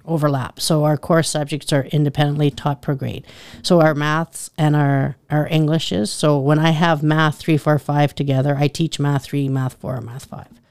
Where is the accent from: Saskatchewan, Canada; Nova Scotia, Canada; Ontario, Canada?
Saskatchewan, Canada; Richmond; moved away as an adult; also born or lived in Medicine Hat, Alberta / Watrous, Saskatchewan; now in Eyebrow, Canada; I'm originally from Richmond, Saskatchewan.